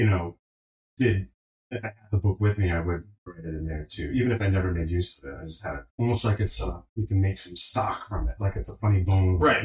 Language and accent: English; Johnston, Rhode Island, United States; moved away; my hometown, Johnston